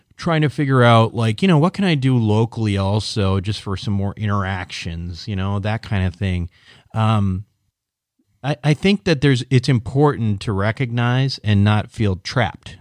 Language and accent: English; Minneapolis, Minnesota, United States; I'm from the Mini, uh, Minneapolis suburbs.